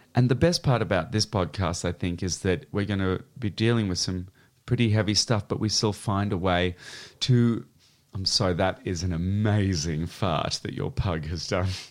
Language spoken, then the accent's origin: English; Australia; moved away; I was raised in Australia, uh, and now I live out of six suitcases